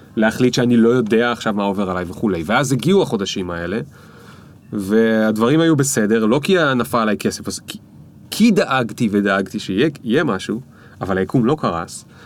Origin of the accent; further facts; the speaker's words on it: Israel; גדלתי על דרך עכו